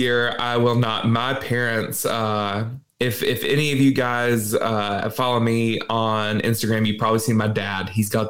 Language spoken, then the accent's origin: English; New Orleans, Louisiana, United States; I'm from New Orleans.